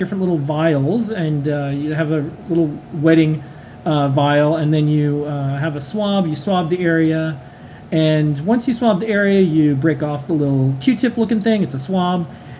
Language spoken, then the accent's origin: English; New York City, New York, United States; as a New Yorker